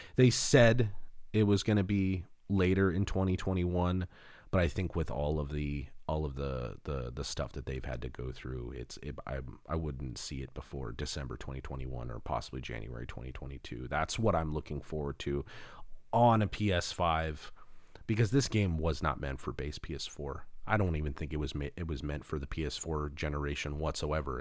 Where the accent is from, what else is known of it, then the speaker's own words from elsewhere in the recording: Los Angeles, California, United States; also born or lived in Arizona / Seattle; Los Angeles, the San Fernando Valley is, is, is my hometown.